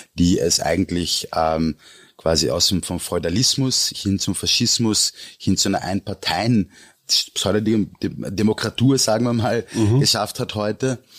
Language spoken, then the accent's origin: German; Austria; mir als Österreicher